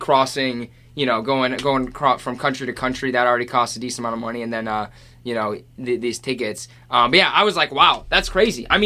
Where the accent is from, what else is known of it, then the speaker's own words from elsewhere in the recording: United States; As an American sports fan